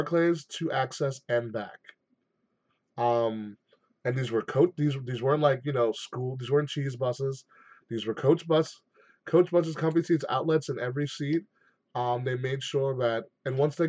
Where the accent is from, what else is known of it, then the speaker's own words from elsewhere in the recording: Nassau County, New York, United States; I'm from Nassau County